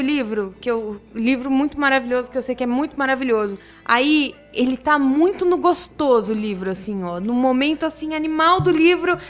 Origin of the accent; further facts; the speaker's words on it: Blumenau, Santa Catarina, Brazil; eu cresci em Blumenau. Em Blumenau